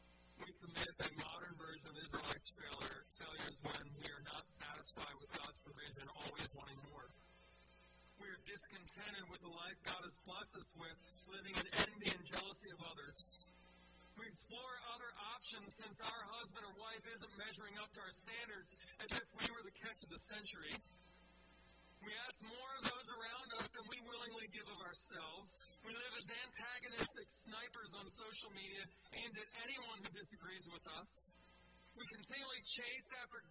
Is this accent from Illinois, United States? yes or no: no; Philadelphia, Pennsylvania, United States; I'm from Philadelphia and we say things like use guys and stuff like